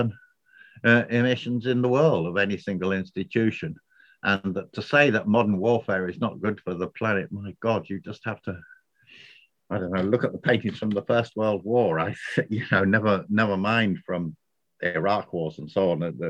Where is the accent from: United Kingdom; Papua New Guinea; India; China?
United Kingdom; moved away as an adult; now in Ireland; I'm a Brit living in Ireland